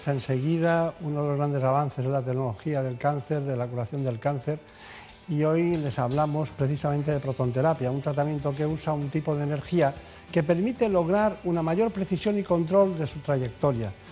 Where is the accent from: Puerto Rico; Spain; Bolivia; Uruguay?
Spain; Barcelona, Catalonia; Soy nacida en Barcelona.